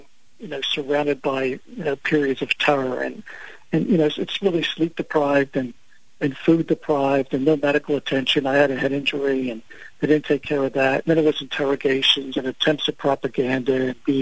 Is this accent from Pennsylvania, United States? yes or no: yes; Philadelphia, Pennsylvania, United States; I'm an Italian from South Philly